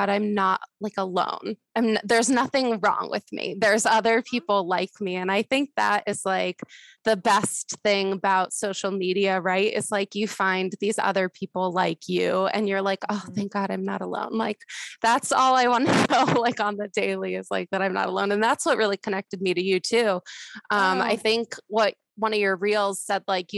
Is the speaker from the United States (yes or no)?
yes; South Florida, United States; also born or lived in Denver / Tahoe; I'm originally from South Florida, which is where I live